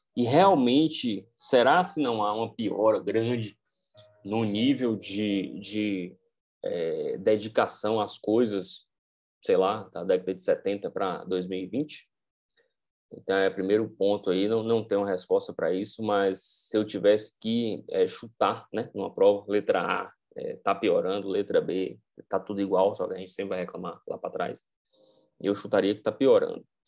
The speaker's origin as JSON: {"language": "Portuguese", "country": "Brazil", "said": "eu sou brasileiro, estou inserido nessa cultura"}